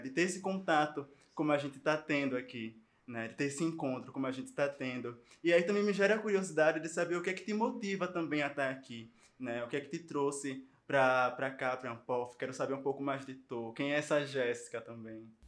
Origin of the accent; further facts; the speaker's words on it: Recife, Pernambuco, Brazil; Eu sou de Pernambuco, sou de Recife